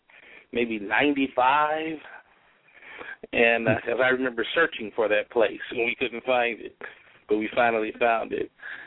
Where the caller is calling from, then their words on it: California, United States; I'm actually back in Southern California, but I was living in Fresno.